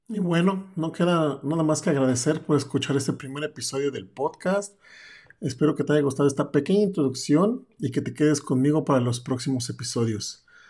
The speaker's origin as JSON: {"language": "Spanish", "region": "Mexico City", "country": "Mexico", "also_born_or_lived": "Europe", "moved": "yes", "lives_now": "Berlin, Germany", "said": "Soy un mexicano de la Ciudad de México y estoy viviendo en Europa desde hace 12 años y fuera de México ya desde hace 15"}